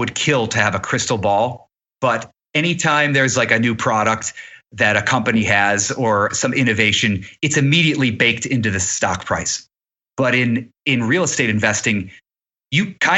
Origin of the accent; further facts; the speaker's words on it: Cleveland, Ohio, United States; also born or lived in New York; now in Los Angeles, United States; I'm not from LA, I'm from Cleveland, Ohio